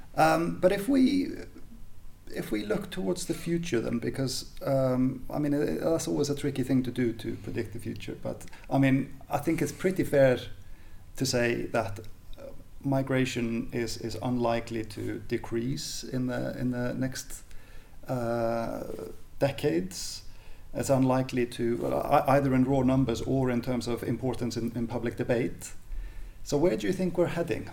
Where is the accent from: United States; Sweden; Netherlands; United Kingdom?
Sweden; I grew up in in the Swe- in Sweden in the eighties